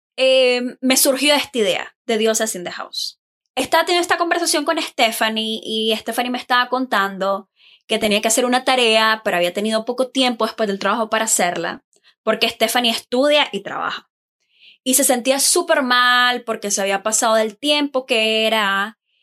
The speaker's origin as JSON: {"language": "Spanish", "country": "Nicaragua", "moved": "as an adult", "lives_now": "Taiwan", "said": "Soy de Nicaragua. Eh, actualmente vivo en Taiwán."}